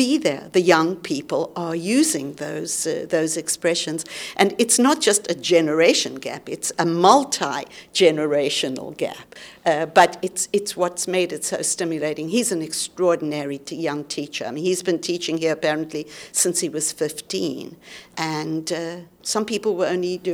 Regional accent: South Africa; moved away as an adult; I was born in South Africa, but I left there when I was 19. I'm now 75.

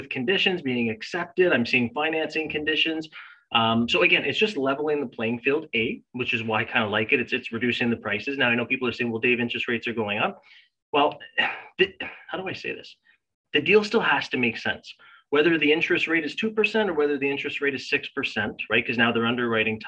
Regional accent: Canada; as a Canadian

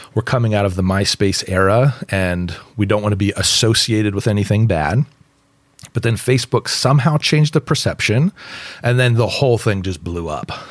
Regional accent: West Coast, United States; moved away as an adult; I grew up on the West Coast. Uh, my dad taught at Biola University

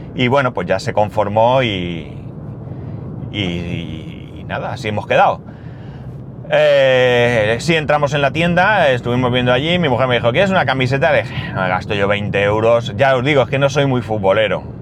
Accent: Alicante, Valencian Community, Spain; nosotros venimos de Alicante

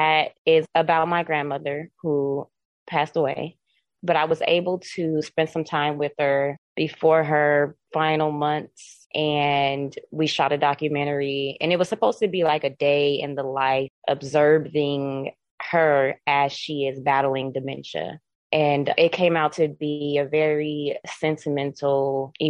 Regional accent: North Las Vegas, Nevada, United States; I'm born and raised in Las Vegas, specifically North Las Vegas

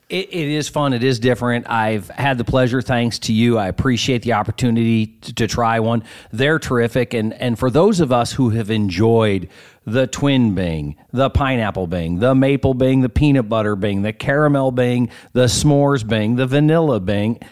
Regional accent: Sioux City, Iowa, United States; my hometown in our Siouxland Tri State region

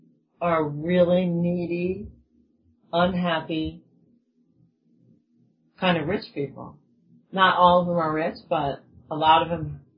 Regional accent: United States; I'm American.

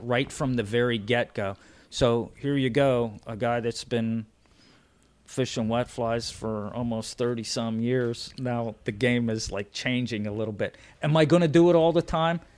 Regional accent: Pennsylvania, United States; I'm from Pennsylvania

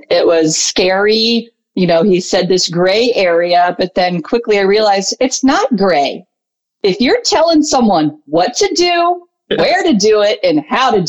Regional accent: Potomac, Maryland, United States; my hometown of Potomac, Maryland.

